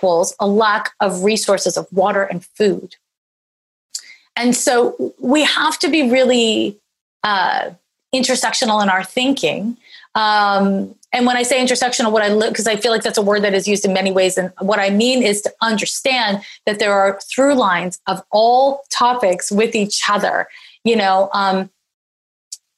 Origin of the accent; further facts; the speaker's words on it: Canada; now in Oakland, United States; I'm Canadian. So I grew up with medical insurance